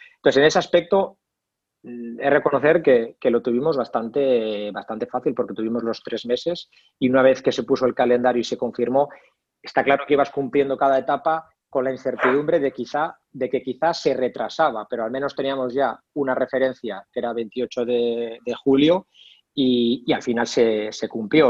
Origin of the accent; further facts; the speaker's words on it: Basque Country, Spain; estudié INEF en Vitoria, en el, País Vasco, de donde, de donde soy